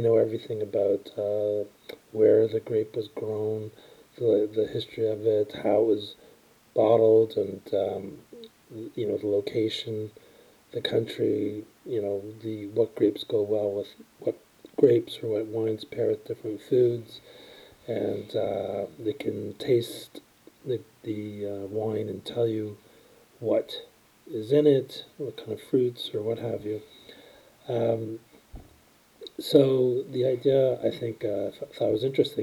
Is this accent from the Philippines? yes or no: no; Toronto, Ontario, Canada; grew up in Toronto